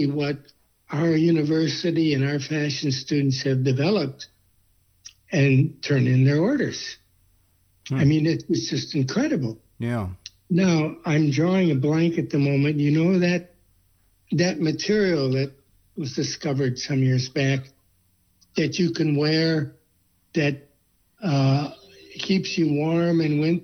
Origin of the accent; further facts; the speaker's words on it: United States; moved away as an adult; also born or lived in China; I would go back to America for 2 weeks in summer